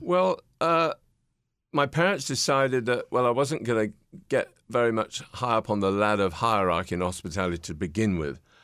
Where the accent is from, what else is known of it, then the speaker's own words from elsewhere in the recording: Peterborough, East of England, United Kingdom; standing in my front window in my hometown in Peterborough, England